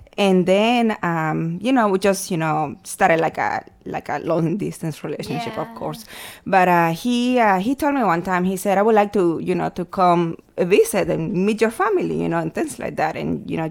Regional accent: El Salvador; moved away; I was born and raised in El Salvador in April of 1981

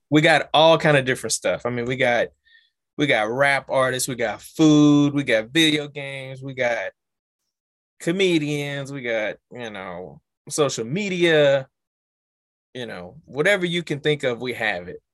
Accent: Louisiana, United States; we're from Louisiana

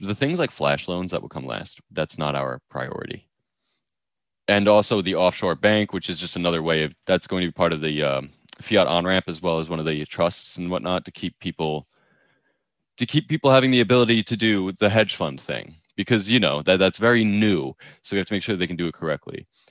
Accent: New York, United States; I'm a New Yorker

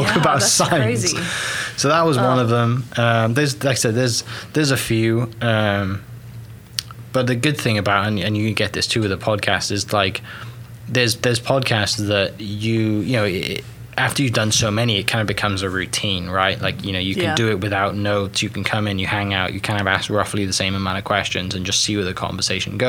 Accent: Welsh, Wales, United Kingdom; now in Oklahoma, United States; I'm a Welsh guy that hosts a podcast about Oklahoma

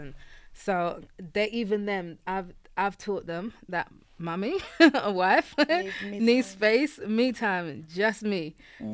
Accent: London, United Kingdom; also born or lived in Nigeria; now in Kent, United Kingdom; I grew up in East London

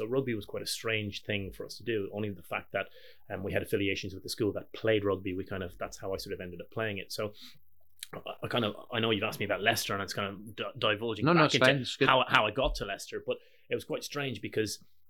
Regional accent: Ireland; I started in a very small Christian Brothers school in Ireland. I was the youngest of 6 kids

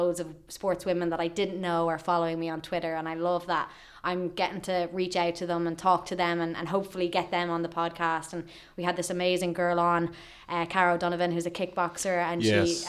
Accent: Ireland; we're Irish

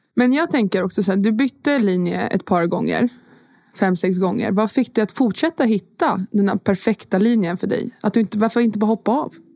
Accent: Sweden; also born or lived in Turkey; Jag är också född i Sverige

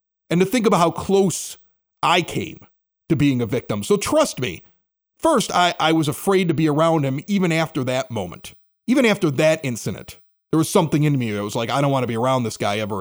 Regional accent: Chicago, Illinois, United States; I grew up at 80th and Spalding

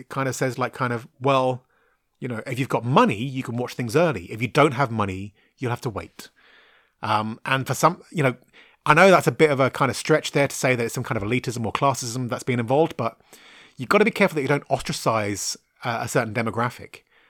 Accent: London, United Kingdom; accent: mixed Cockney Irish; I'm originally from Southwest London, and I was brought up by Irish parents. So when I first moved to the area I live in now, I had what most people believed was like some kind of Australian with a stroke accent.

